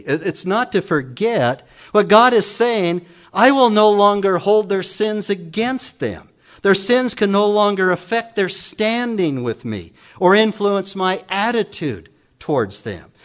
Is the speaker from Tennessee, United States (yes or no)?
no; Emmett, Idaho, United States; also born or lived in Council, Idaho; I was born in Council, Idaho, many moons ago